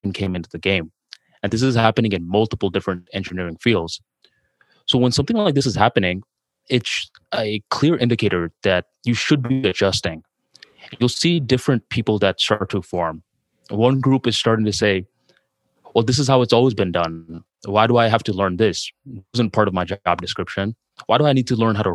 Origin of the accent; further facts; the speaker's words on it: Bangladesh; English is a second language; now in United States; going from Bangladesh to the United States, spending some years working on my English, trying to fix my accent